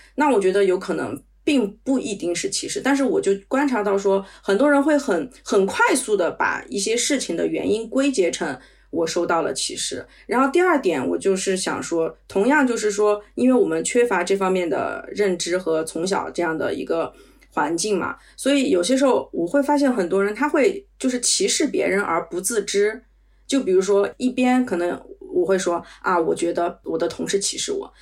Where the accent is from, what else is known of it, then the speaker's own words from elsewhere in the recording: China; now in Paris, France; 因为我们在国内长大